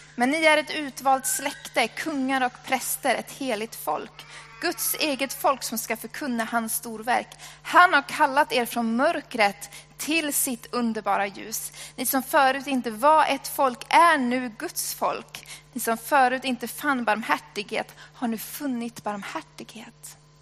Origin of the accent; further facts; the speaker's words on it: Sweden; jag är svensk